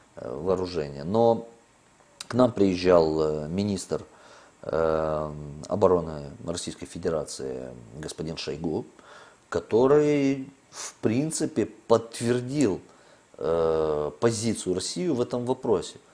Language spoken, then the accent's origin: Russian; Moldova